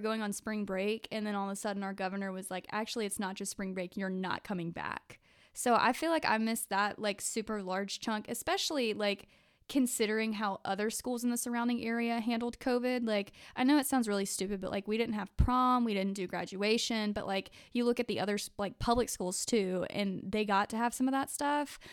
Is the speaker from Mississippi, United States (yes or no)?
yes; Jackson area, Mississippi, United States; I'm from the Jackson area of Mississippi